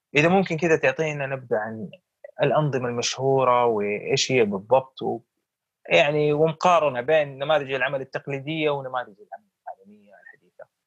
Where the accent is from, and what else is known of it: Saudi Arabia